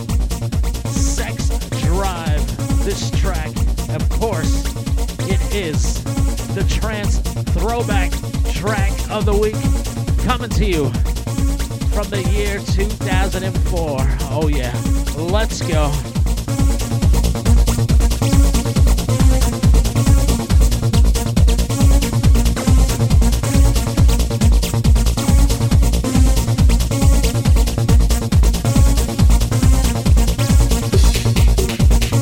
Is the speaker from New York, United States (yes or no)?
yes; New York City, New York, United States; now in Las Vegas, United States; my hometown, the Boogie Down, the Bronx